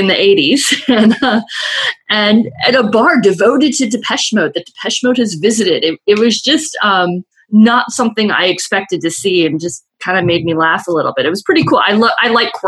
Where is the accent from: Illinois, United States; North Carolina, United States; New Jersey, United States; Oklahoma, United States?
Illinois, United States; Chicago; moved away; I grew up in Chicago, where winters were brutal, and I love Chicago, and I miss it every day.